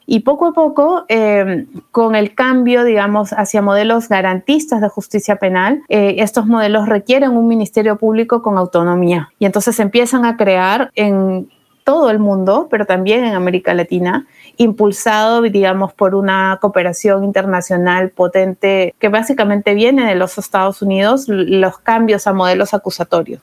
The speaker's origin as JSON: {"language": "Spanish", "country": "Peru", "said": "soy peruana, estudié Derecho en la Pontificia Universidad Católica del Perú"}